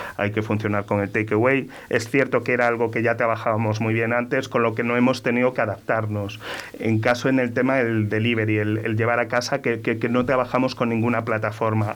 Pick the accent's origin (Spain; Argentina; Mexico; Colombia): Spain; Torremolinos, Andalusia; also born or lived in Venezuela; criados en Málaga, en Torremolinos